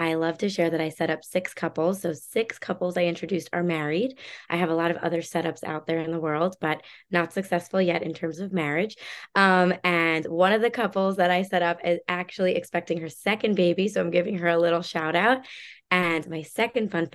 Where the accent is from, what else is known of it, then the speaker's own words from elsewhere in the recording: Long Island, New York, United States; moved away as an adult; also born or lived in Chicago; I grew up in Long Island in the suburbs of New York City with my parents